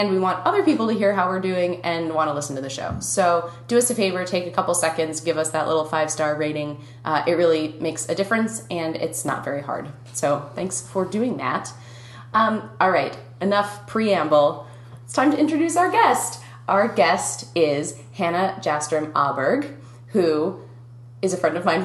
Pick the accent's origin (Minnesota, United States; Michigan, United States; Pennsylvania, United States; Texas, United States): Minnesota, United States; accent: Minnesotan; my Minnesotan accent